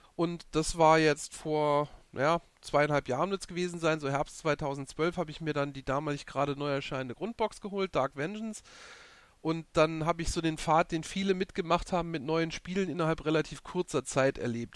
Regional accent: Saarland, Germany; ich bin aus dem Saarland

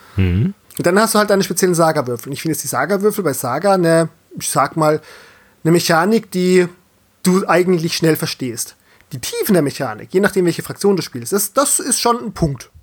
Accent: Southern Germany, Germany; als gebürtiger Süddeutscher

